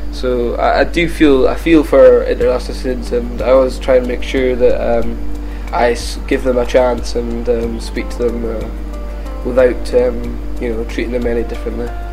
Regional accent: Keith, Scotland, United Kingdom; now in Edinburgh, United Kingdom; I lived in the northeast at a town called Keith where I went to Keith Grammar School

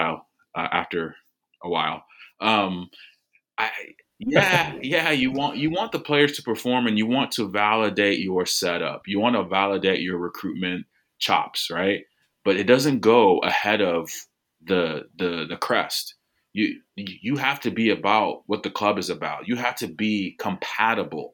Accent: United States; as an American

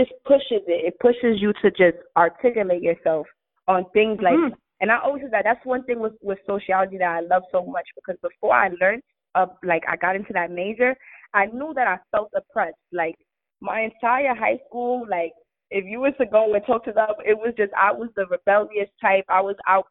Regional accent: New York City, New York, United States; I'm from the Bronx. People die around here

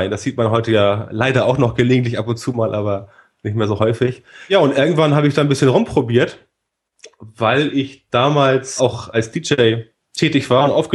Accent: Elmshorn, Schleswig-Holstein, Germany; also born or lived in Hamburg; Wie gesagt, aus Hamburg komme ich, aufgewachsen vor den Toren Hamburgs in Elmsho

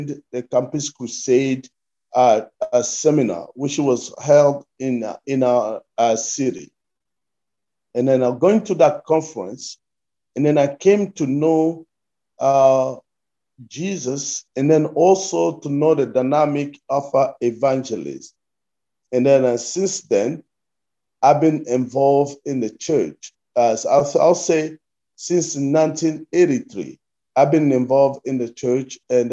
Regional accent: Kinshasa, DR Congo; moved away as an adult; now in United States; I was born and raised in the Democratic Republic of Congo, and then I moved to the US a couple years ago

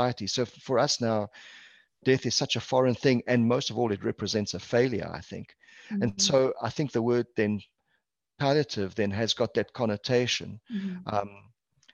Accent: South Africa; now in Canada; I'm actually Portuguese background, Portuguese culture, born and raised in South Africa, hence the accent

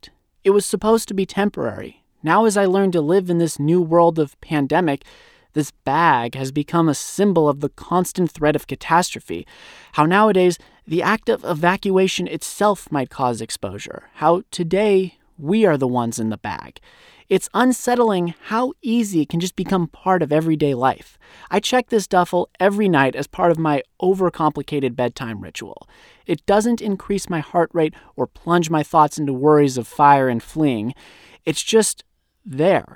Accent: Southern California, United States; my hometown in Southern California

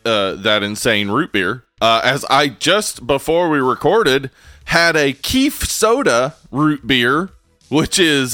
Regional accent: the South, United States; We're from the South.

